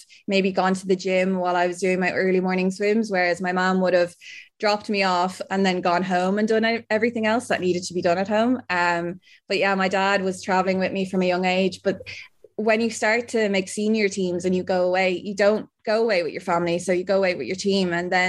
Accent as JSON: {"language": "English", "country": "Ireland", "said": "I'm an Irish Paralympic swimmer."}